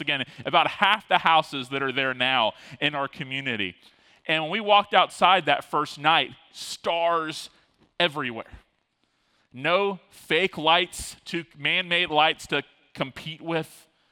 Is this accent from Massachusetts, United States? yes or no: no; Tallahassee, Florida, United States; also born or lived in Fort Lauderdale, Florida; I grew up in Tallahassee, but I was born in Fort Lauderdale and lived as a kind of younger elementary uh, school kid in Fort Lauderdale